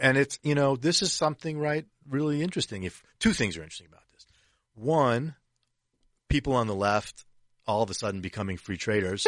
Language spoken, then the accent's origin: English; Detroit, Michigan, United States; I grew up in Detroit. I'm a Lions fan